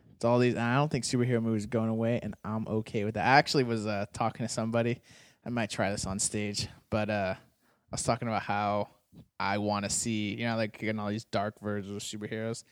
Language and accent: English; Arizona, United States; I grew up in Arizona